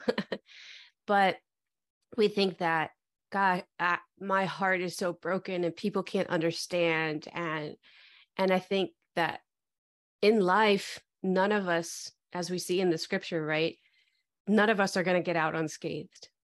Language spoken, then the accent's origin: English; Detroit, Michigan, United States; moved away as an adult; also born or lived in Dallas, Texas; now in Austin, United States; I was born and raised in the Metro Detroit area